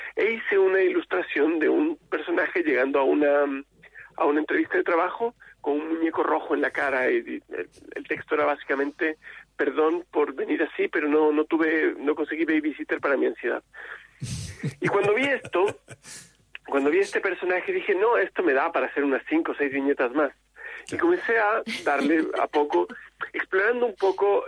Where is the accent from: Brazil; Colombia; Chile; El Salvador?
Chile; esta necesidad de ser que tenemos en Chile